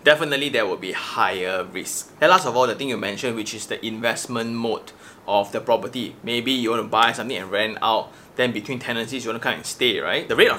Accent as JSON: {"language": "English", "region": "Kuala Lumpur", "country": "Malaysia", "said": "KL people like me"}